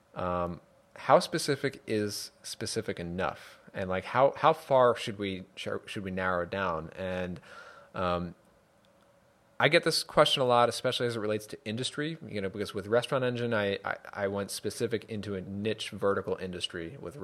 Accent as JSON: {"language": "English", "region": "New York", "country": "United States", "tie": "born or raised there", "moved": "yes", "lives_now": "Connecticut, United States", "said": "I live in Connecticut now, and and I grew up in New York"}